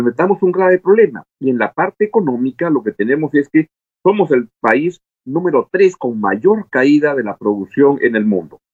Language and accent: Spanish; Peru; tenemos en el Perú el mayor número de muertos por millón en el mundo